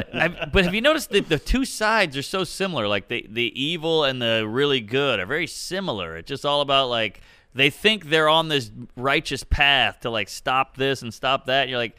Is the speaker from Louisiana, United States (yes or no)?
yes; New Orleans, Louisiana, United States; I went to public school. I mean, I was the token cracker, whatever. I grew up in Treme. It was a black neighborhood, whatever.